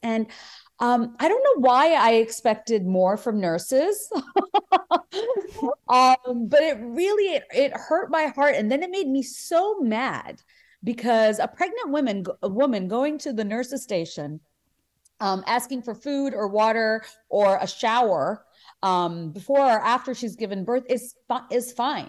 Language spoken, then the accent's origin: English; Bangladesh; now in United States; even before I came to America, I mean, just growing up in Bangladesh